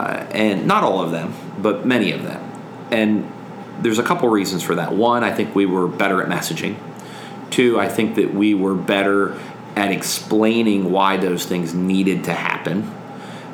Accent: Pennsylvania, United States; You know, Dan's a Democrat from Allegheny County, and I'm a Republican from Lancaster County.

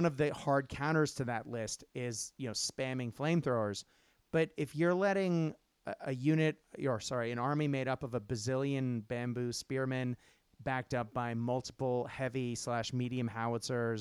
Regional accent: Japan; I grew up in Japan

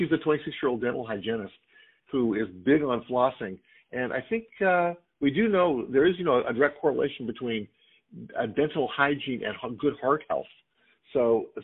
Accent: Southern California, United States; I grew up in Southern California, and Huntington Beach is where I used to go every day of the summer.

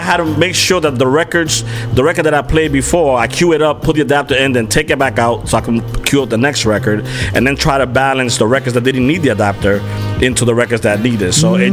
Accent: New York, United States; I'm from New York

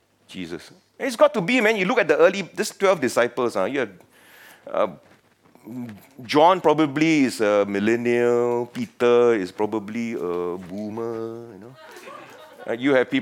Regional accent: Penang, Malaysia; now in Singapore; I come from Penang, the best state in Malaysia

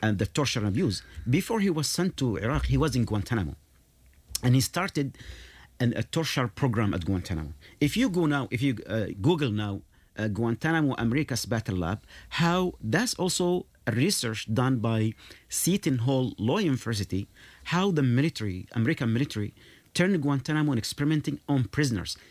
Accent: Yemen; moved away; I'm from Yemen.

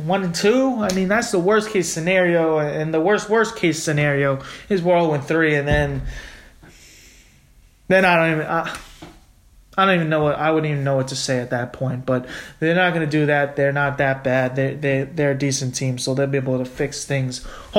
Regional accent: New York, United States; being a New Yorker

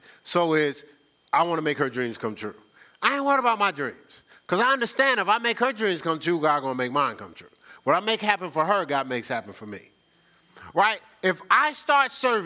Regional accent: Newark, New Jersey, United States; moved away; I'm from Newark, New Jersey

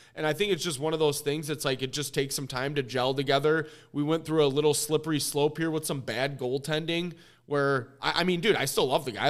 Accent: Warren, Michigan, United States; I was from, I'm from the Warren area

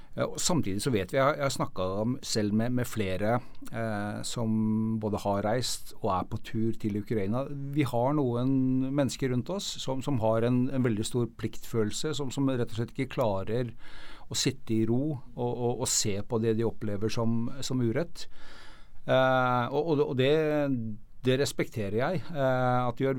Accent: Norway; vi som nordmenn

